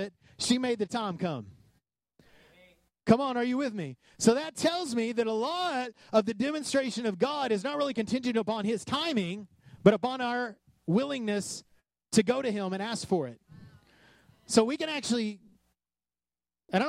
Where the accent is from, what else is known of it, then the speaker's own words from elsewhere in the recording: West Texas, United States; I grew up in West Texas